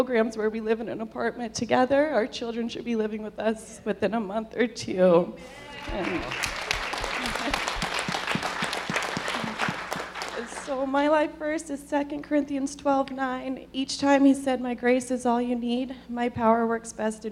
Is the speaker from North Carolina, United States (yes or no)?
no; Southern California, United States; I'm from Southern California.